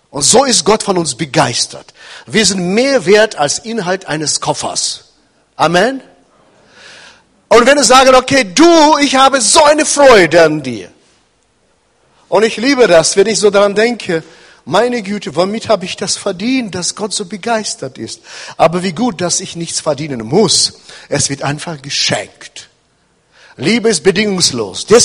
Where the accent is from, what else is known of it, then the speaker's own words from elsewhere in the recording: Kazakhstan; German is a second language; now in Hannover, Germany; wir wohnen in Hannover, sondern er kommt nicht aus Hannover, sondern ich bin, wir sind 34 Jahre in Deutschland. Ich bin in Kasachstan geboren, da bin ich aufgewachsen.